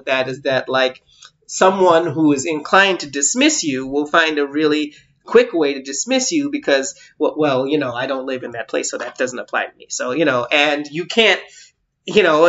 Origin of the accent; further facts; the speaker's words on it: United States; I was American